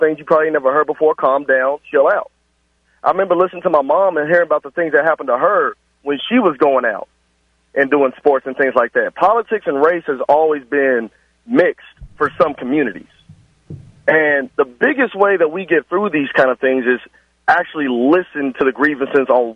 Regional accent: Louisville, Kentucky, United States; I'm from West End, Louisville

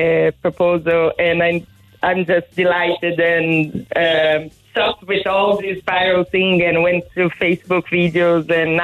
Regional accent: Brazil; moved away as an adult; now in Ireland; I'm from Brazil, living in Ireland for about 7 years now.

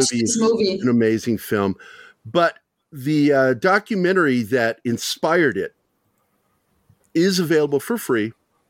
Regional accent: Ireland; Okay, I'm Irish, and I don't know what that means.

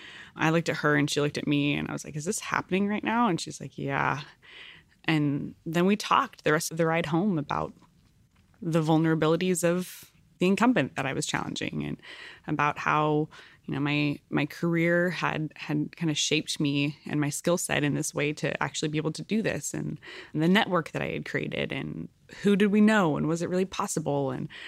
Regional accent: California, United States; also born or lived in Central Valley, California; So I was born in the Central Valley, as you mentioned, and then grew up my young adult life on a farm on the central coast of California.

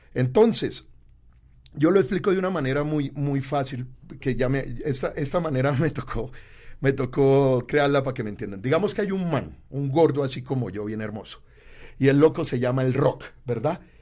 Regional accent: Colombia; yo soy colombiano

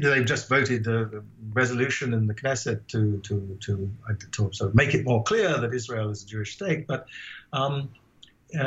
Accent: Ghana; also born or lived in England; now in United States; I grew up in Ghana

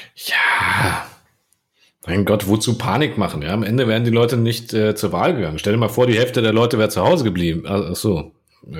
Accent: Croatia; als Kroate

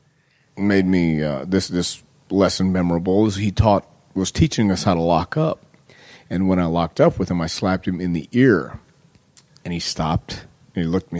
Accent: Houston, Texas, United States; also born or lived in El Paso, Texas; We moved from El Paso to Houston when I was 10 years old

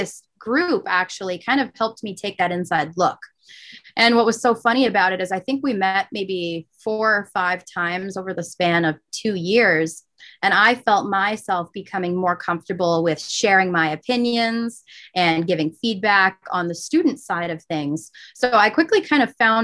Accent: Manchester, New Hampshire, United States; I grew up in Manchester, New Hampshire

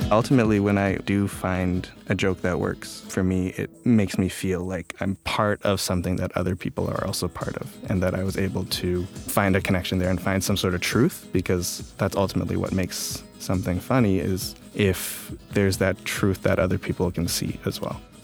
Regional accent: Toronto, Ontario, Canada; also born or lived in Calgary, Alberta; I was born in Calgary, Alberta, um, and I moved to Toronto when I was a kid

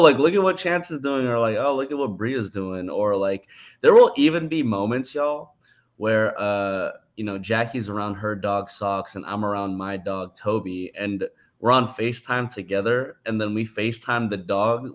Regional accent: San Francisco, California, United States; also born or lived in Daly City; I'm from San Francisco, but my parents' current house is in Daly City

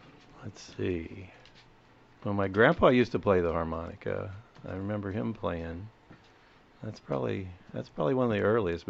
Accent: St. Louis, Missouri, United States; We're from all over the St. Louis area.

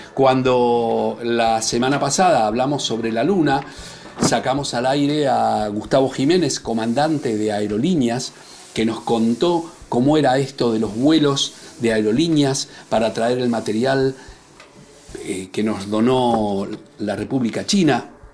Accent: Buenos Aires, Argentina; cuando era chico, en mi barrio, en Villaluro

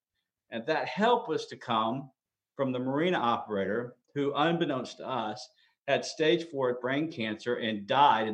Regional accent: Dallas, Texas, United States; moved away as an adult; Dallas is my hometown

